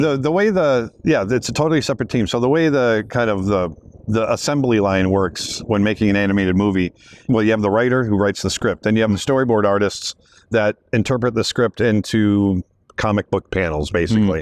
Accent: the Everglades, Florida, United States; I grew up out in the Everglades in the little trailer

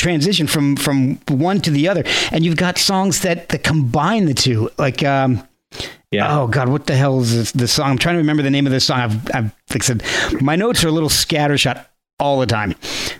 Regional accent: New Jersey, United States; But if anybody in my school, I grew up in New Jersey, and anybody, I was a metalhead.

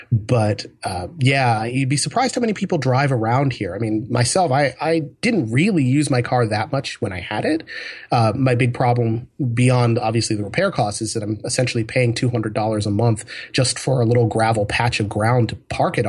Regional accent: Hawaii, United States; born there; I was a military brat when I was a kid, so I was born in Hawaii of all places, and not that I remember very much from it.

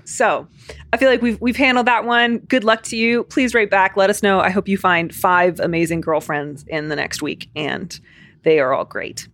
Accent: Chicago, Illinois, United States; accent: Chicago; My stupid Chicago accent's gonna come back

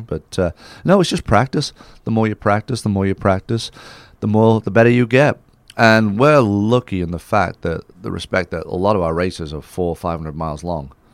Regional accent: Isle of Man; moved away as an adult; now in United States; growing up in the Isle of Man with the motorcycles and stuff

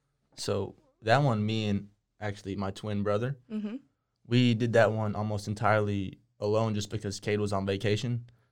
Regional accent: Waco, Texas, United States; I was born and raised here.

